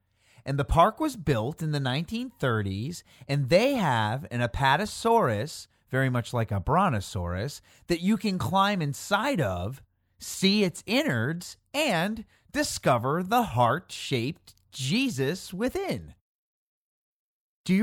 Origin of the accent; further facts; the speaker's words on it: near Chicago, Illinois, United States; the commercials for Michigan tourism that I used to see on TV growing up near Chicago.